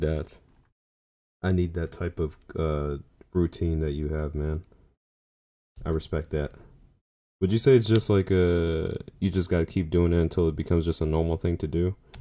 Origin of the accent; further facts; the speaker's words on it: New York, United States; as a New Yorker